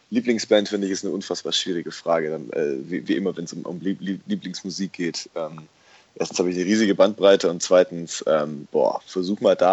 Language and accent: German; Urbach, Baden-Württemberg, Germany; ich, ich komme ja aus dem, aus dem Remstal und, und ähm, habe in Urbach mein Elternhaus